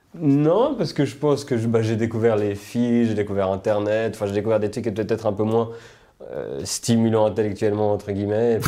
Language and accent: French; Switzerland; also born or lived in United States